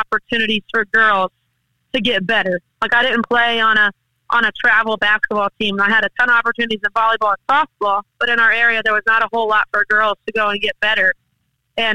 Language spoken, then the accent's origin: English; St. Augustine, Florida, United States; it was in my hometown, Flagler College